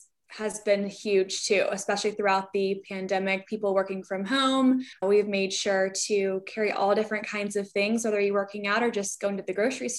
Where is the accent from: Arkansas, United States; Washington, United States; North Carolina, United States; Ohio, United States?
North Carolina, United States; Charlotte; moved away as an adult; now in Atlanta, United States; I'm actually not even originally from Atlanta. I'm from Charlotte, North Carolina. So I wanted to still live in the South.